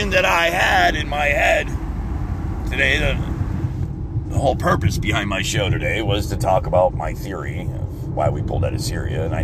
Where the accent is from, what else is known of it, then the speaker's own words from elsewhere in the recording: Florida, United States; moved away; because we're from Florida and everything's flat and fucking straight?